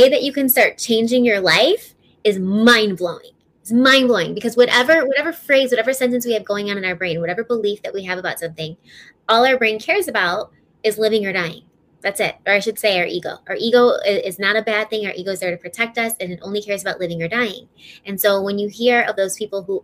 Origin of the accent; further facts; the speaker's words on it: Chicago, Illinois, United States; also born or lived in Denver; I'm from Illinois. I'm from Chicago